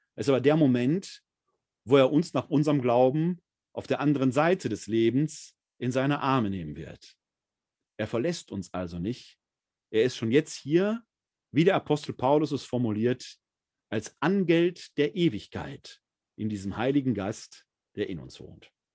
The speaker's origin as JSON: {"language": "German", "area": "Ruhr area", "region": "North Rhine-Westphalia", "country": "Germany", "tie": "born or raised there", "said": "ein Kind des Ruhrgebietes"}